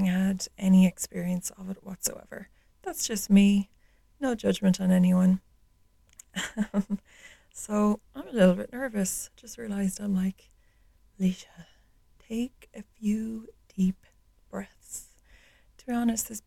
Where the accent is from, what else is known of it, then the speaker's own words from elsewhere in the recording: Ireland; So I grew up in Ireland. I live in the west of Ireland